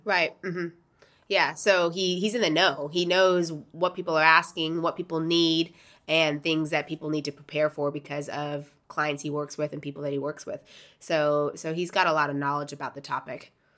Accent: Florida, United States; moved away as an adult; now in Porto, Portugal; I grew up in Florida

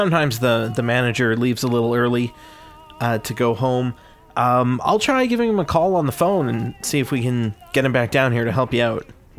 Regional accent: Boston, Massachusetts, United States; We're from Boston.

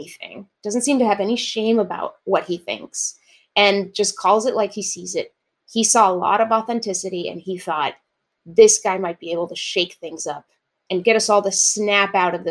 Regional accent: Fort Worth, Texas, United States; moved away as an adult; also born or lived in Mexico; now in Seattle, United States; the way that I had done kindergarten in Mexico and the way that we were doing kindergarten in Fort Worth, Texas

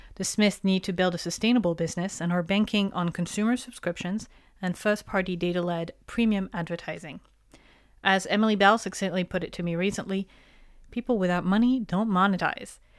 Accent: France; moved away; my hometown in France

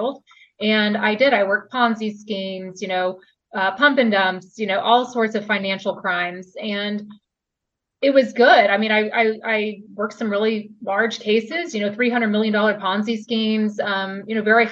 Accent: Houston, Texas, United States; moved away as an adult; also born or lived in New York City; I'm originally from Texas. I'm not even from New York

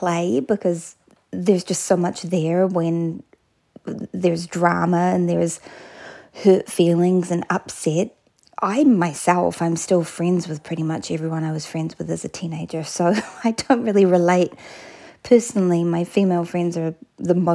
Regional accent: New Plymouth, Taranaki, New Zealand; I grew up in a town called New Plymouth in a province called Taranaki

